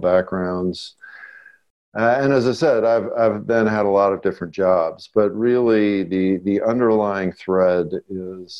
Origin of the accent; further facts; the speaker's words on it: Los Angeles, California, United States; I grew up in West Los Angeles